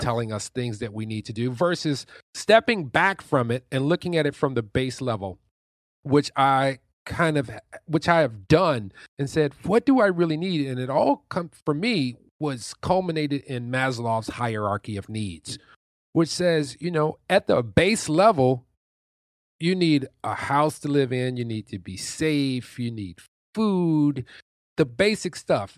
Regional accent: Detroit, Michigan, United States; I come from Detroit, Michigan, which is, and on the east side, which is the hood. I lived there for the first, like, fifteen and a half years of my life, and then we moved to the suburbs.

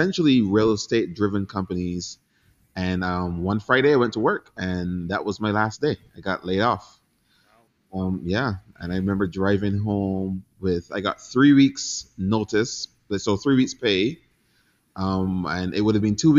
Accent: Barbados; moved away as an adult; now in United States; I grew up in Barbados, kind of in poverty

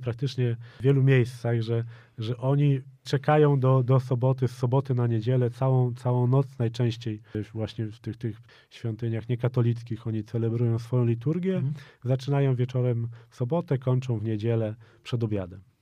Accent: Poland; moved away as an adult; ja jestem z Polski

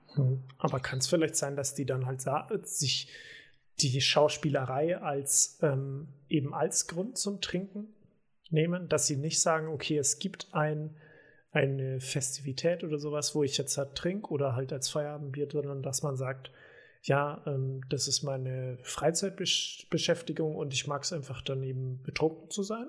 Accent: home village in the Diocese of Eichstätt, Bavaria, Germany; born or raised there; moved away

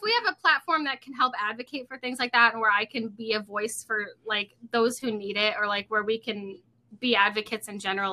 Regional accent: Rochester, New York, United States; also born or lived in Indiana; I'm from New York. I'm from the Rochester area

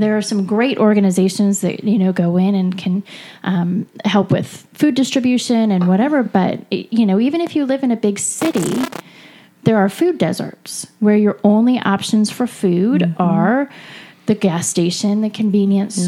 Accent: California, United States; I'm from California

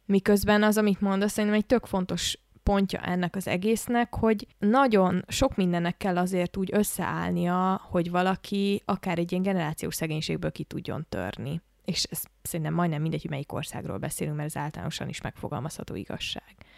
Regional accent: Budapest, Hungary; Budapesten élek, Budapesten nőttem föl, és egy viszonylag normális iskolába jártam

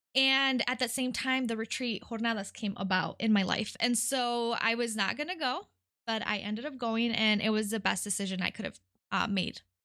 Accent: Detroit, Michigan, United States; first language Spanish; English is a second language; also born or lived in California / Mexico; I was born in California, um, and I lived there until I was eight. Uh, my parents are immigrants from Mexico, um, and so we moved to Detroit when I was eight

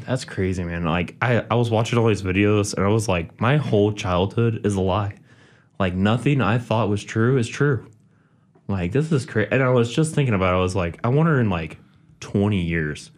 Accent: Independence, United States; I'm from Independence, Zub's hometown. We grew up together

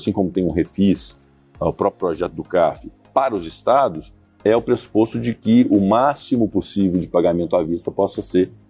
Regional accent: Minas Gerais, Brazil

